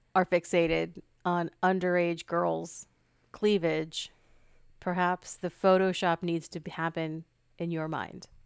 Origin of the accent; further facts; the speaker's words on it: United States; I am American